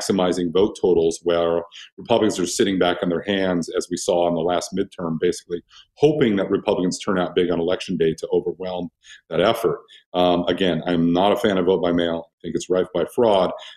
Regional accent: Oregon, United States; moved away; I'm from Oregon

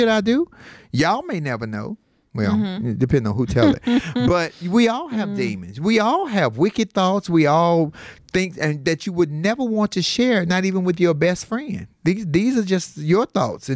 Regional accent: Chicago, Illinois, United States; I'm from Chicago

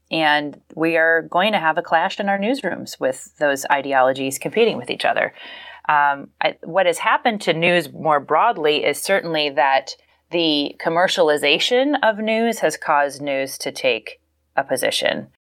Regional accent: Falls Church, Virginia, United States; I am from Falls Church, Virginia, Northern Virginia, the D C suburbs

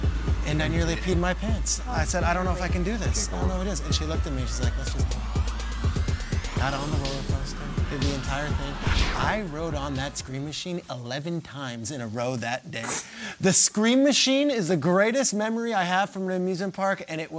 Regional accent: Freehold, New Jersey, United States; Six Flags Great Adventure was in Jackson, New Jersey. I grew up in Freehold, about 5 minutes away

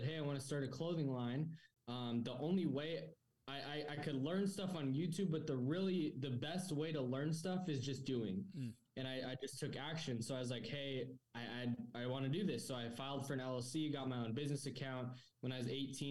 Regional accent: New Mexico, United States; also born or lived in San Diego, California; now in Arizona, United States; I was born in San Diego, raised in New Mexico.

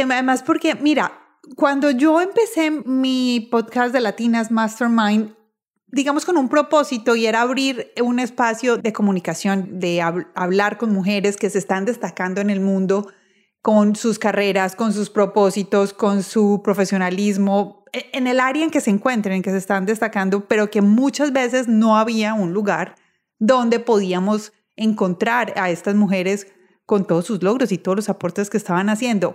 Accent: Colombia; moved away; los que estamos en Colombia, los colombianos, así vivamos en el exterior

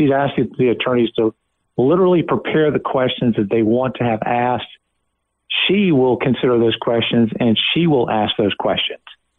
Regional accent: South Carolina, United States; I'm from South Carolina, Nancy.

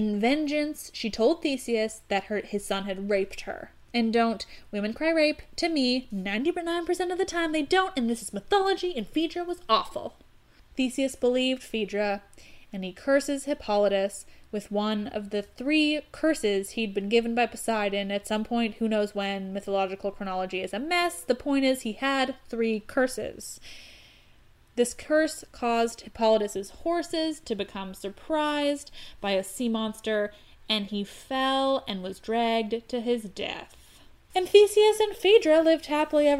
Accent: Canada; I'm Canadian.

